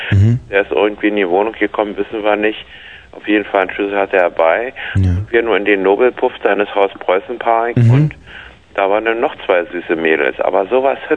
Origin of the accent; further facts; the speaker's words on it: Berlin, Germany; Na, Ich war in Wessi, ich war aus Steglitz.